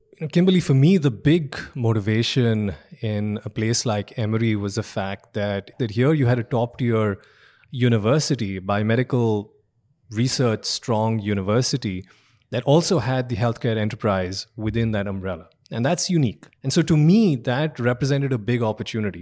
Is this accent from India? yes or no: yes; India; moved away as an adult; also born or lived in Austin, Texas; now in United States; I'm an immigrant. I grew up in India.